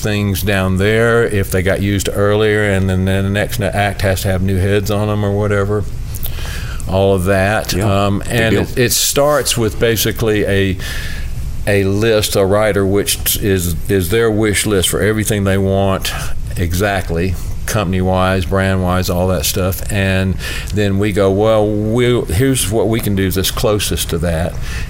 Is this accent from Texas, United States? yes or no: no; Nashville, Tennessee, United States; also born or lived in Augusta, Georgia; I am originally from Augusta, Georgia. I moved to Nashville, and I was really, really young.